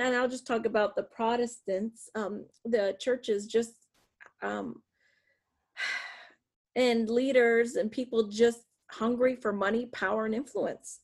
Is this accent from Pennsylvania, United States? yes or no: yes; south of Erie, northwest Pennsylvania, United States; also born or lived in Puerto Rico / California; most of my life I grew up in the north, uh, northwest Pennsylvania, south of Erie, Pennsylvania